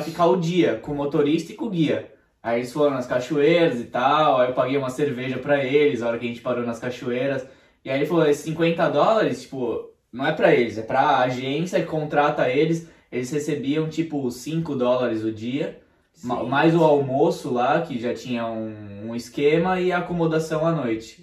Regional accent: Brazil; now in Australia; a gente é brasileiro

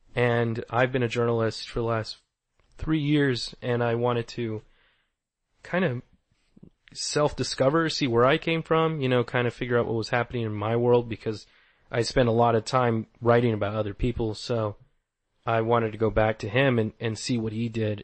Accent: Tucson, Arizona, United States; also born or lived in Old Pascua; I'm from Tucson, Arizona, so I've always tried to incorporate where I'm from and what I know in comics

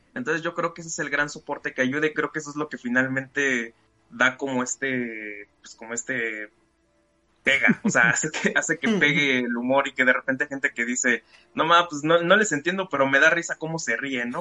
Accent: Mexico; como buen mexicano

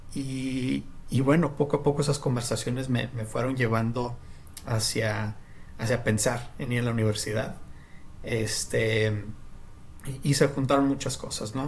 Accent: Mexico; moved away; also born or lived in New York / United States; porque no hablaba el lenguaje o por ser mexicano

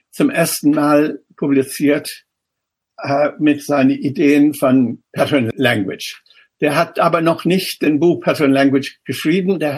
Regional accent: Ireland; German is a second language; moved away as an adult; now in Germany; ich extra hm. nach Deutschland gekommen und nach Darmstadt damals, weil ich Städtebau nicht in Irland, wo ich herkomme, oder nicht in England studieren konnte.

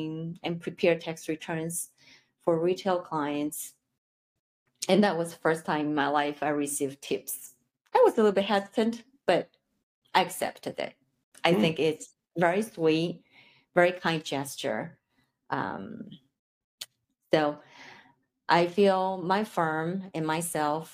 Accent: Taipei, Taiwan; English is a second language; moved away as an adult; now in United States; I'm originally from Taipei, Taiwan. I came here to obtain my master's degree.

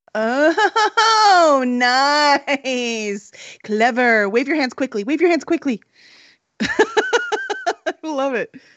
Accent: Chicago, Illinois, United States; we're from Chicago

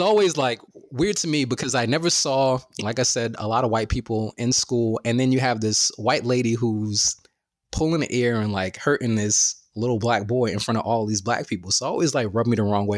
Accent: New York City, New York, United States; I went to school in Bed Stuy

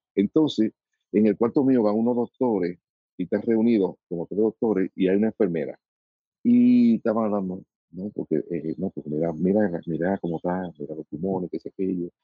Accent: Dominican Republic; como soy dominicano

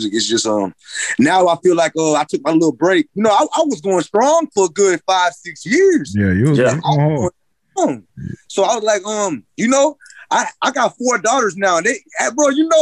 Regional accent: Nashville, Tennessee, United States; moved away as an adult; also born or lived in Florida; now in Beverly Hills, Florida, United States; I was raised in Florida, bro, but I feel like I became everything I am in Nashville, bro. I will tell you I'm from Nashville.

